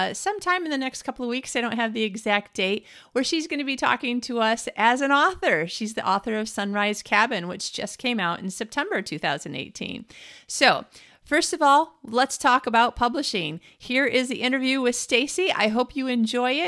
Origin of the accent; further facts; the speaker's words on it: Midwest, United States; also born or lived in Scottsdale, Arizona / Phoenix, Arizona; I'm a Midwesterner born and bred